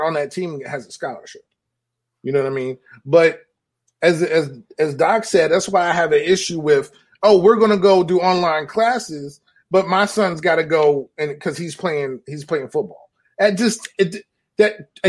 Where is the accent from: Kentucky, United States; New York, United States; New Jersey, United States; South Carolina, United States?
New York, United States; I'm from New York